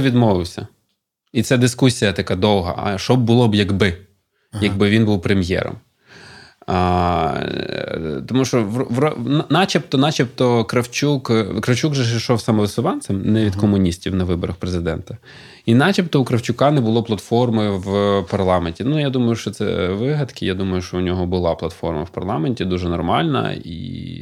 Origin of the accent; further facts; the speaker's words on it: Kropyvnytskyi, Kirovohrad Oblast, Ukraine; я з Кропивницького, і там все місто ходило і пишалося трьома заводами чи чотирма